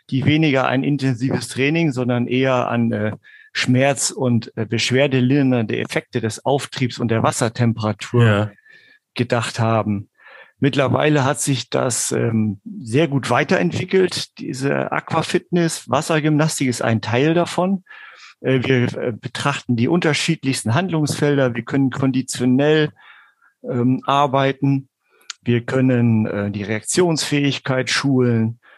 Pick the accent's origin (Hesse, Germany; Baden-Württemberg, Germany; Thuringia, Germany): Hesse, Germany; was mich dann auch mal im Bereich Hessen, da wo ich herkomme eigentlich, ähm, mhm. ja, auch bis auf die Landesebene gebracht hat.